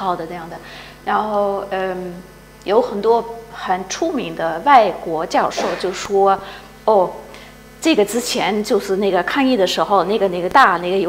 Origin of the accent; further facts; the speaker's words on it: Hong Kong; moved away as an adult; also born or lived in London; 我是香港出生长大的